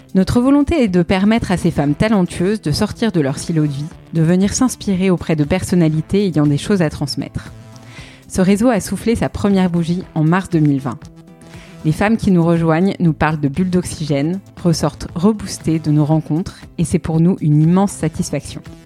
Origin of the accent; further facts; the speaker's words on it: Paris, Île-de-France, France; je suis parisienne